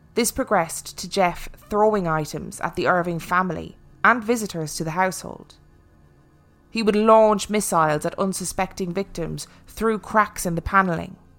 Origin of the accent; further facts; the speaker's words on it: Ireland; moved away; I am actually Irish